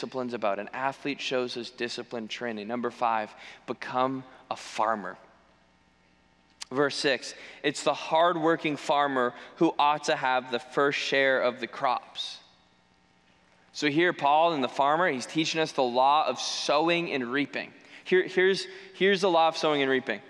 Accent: New England, United States; moved away; I'm from New England, grew up there.

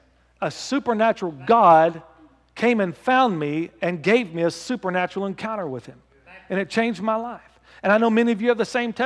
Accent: United States; I'm just talking as an American. We do, and as a Christian America

